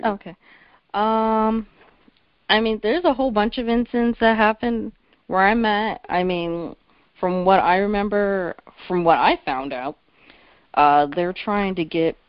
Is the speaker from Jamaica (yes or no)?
no; New Jersey, United States; I was from Central Jersey